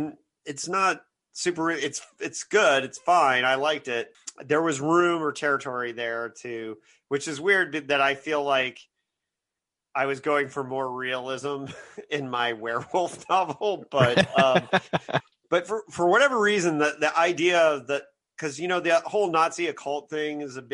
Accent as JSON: {"language": "English", "town": "Bloomington", "region": "Indiana", "country": "United States", "tie": "born or raised there", "said": "we had People's Park in my hometown of Bloomington, Indiana."}